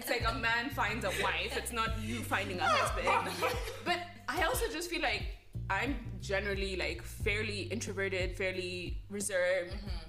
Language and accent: English; Rwanda; growing up in Rwanda.